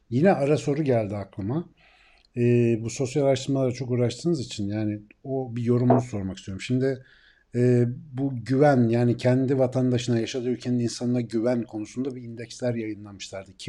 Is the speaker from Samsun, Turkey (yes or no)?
no; Ankara, Turkey